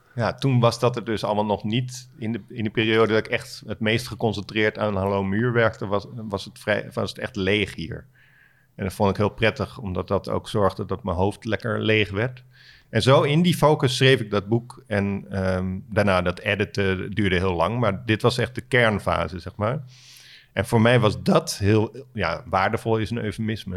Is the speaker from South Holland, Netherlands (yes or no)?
yes; Alphen aan de Rijn, South Holland, Netherlands; moved away; Alphen aan de Rijn, eh, waar ik ben opgegroeid